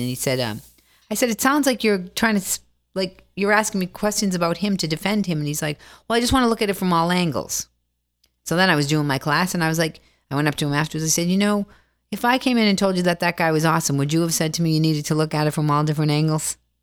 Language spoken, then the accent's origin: English; Boston, Massachusetts, United States; I'm from Boston